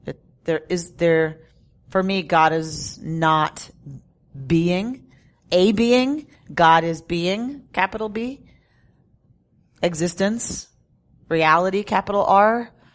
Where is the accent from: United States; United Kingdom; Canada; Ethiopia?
United States; as an American